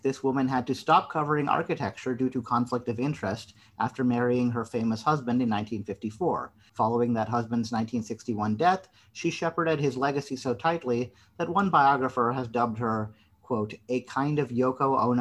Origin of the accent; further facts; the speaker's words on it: Illinois, United States; moved away; I'm originally from Illinois